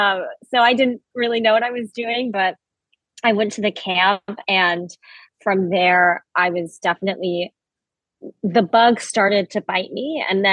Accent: Batesville, Arkansas, United States; moved away as an adult; also born or lived in Oklahoma City; now in New York, United States; I grew up in Arkansas, in a town called Batesville. It's only 10,000 people in the northeast area of the state. And then I went to college in Oklahoma City. And after that, I moved to New York.

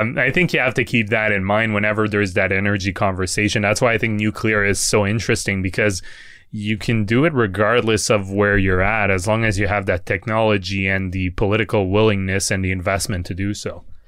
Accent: Quebec, Canada; I'm from Quebec

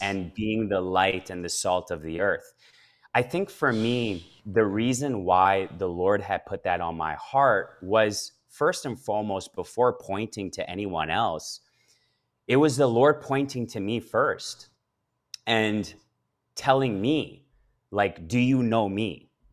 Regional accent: Edmonton, Alberta, Canada; born or raised there; also born or lived in Calgary, Alberta / Ethiopia

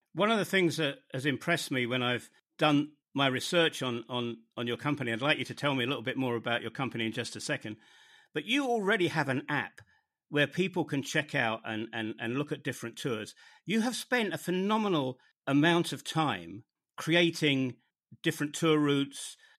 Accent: United Kingdom; moved away as an adult; also born or lived in northern Germany; my home country of the United Kingdom, where I haven't really lived for over 20 years

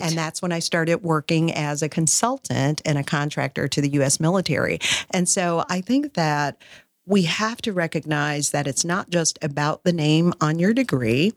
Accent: Wisconsin, United States; moved away; also born or lived in Fort Worth, Texas; I'm originally from Wisconsin

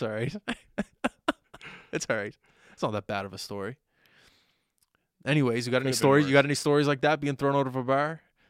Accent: Canada; And it just being Canadian there too.

